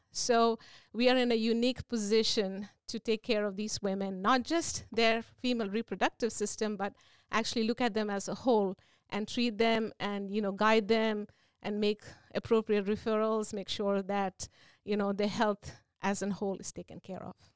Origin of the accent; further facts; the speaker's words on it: India; moved away as an adult; also born or lived in Virginia, United States / New Jersey, United States; now in Seaford, United States; I am originally from India. I did my initial training there and I had an opportunity to come to the States